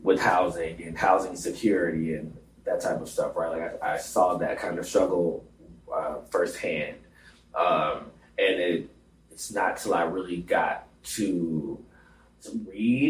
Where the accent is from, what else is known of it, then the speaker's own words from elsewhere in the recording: Atlanta, Georgia, United States; moved away as an adult; now in New York, United States; quite difficult growing up in Atlanta